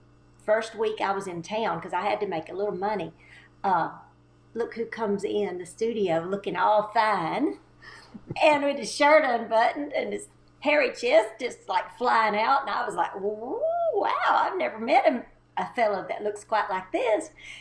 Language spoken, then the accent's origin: English; Texas, United States; moved away as an adult; now in Nashville, United States; I moved from Texas, East Texas, in 1982 to try to get on the Grand Ole Opry.